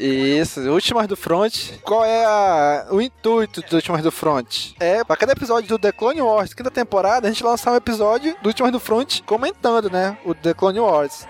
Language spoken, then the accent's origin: Portuguese; Manaus, Amazonas, Brazil; a gente é de Manaus, do Amazonas, e aqui é água pra todo canto que vocês possam imaginar